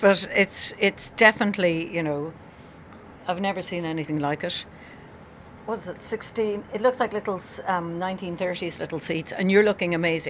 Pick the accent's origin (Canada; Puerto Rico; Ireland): Ireland; Cork, Munster; I'm from Cork, a village in Ireland